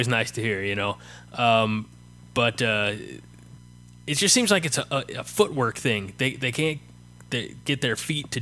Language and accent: English; near Highland, Illinois, United States; Highland, Illinois, which is about 15 minutes away from my hometown